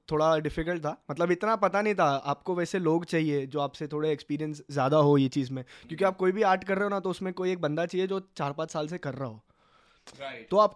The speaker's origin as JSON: {"language": "Hindi", "town": "Mumbai", "region": "Maharashtra", "country": "India", "said": "हम लोग का जो पिन कोड है मीरा रोड का four zero one one zero"}